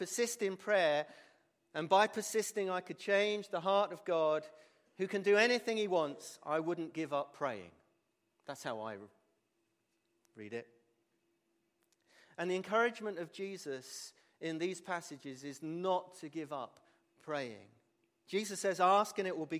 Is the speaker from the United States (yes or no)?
no; England, United Kingdom; we're English